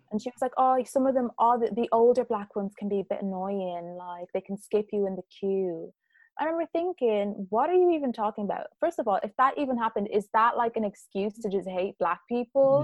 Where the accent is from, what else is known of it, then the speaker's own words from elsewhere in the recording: Ireland; growing up in Ireland